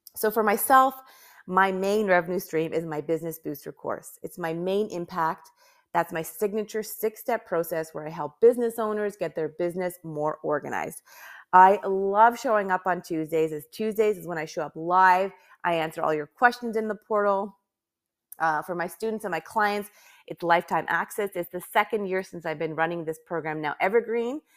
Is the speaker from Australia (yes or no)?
no; Canada; I'm from Canada